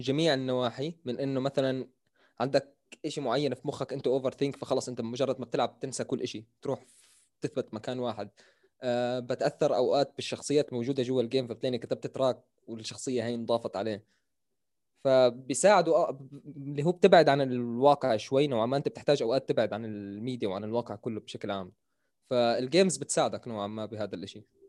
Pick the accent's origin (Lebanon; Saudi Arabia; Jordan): Jordan; accent: Jordanian; also born or lived in Syria; انا تقريبا من زمان هون مان انا شبه مولود في الاردن